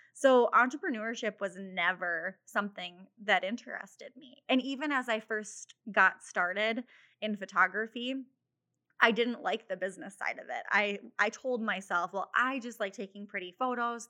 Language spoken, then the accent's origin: English; Mitchell, South Dakota, United States; also born or lived in Sioux City, Iowa; I grew up in Mitchell, South Dakota, so not too far from Sioux Falls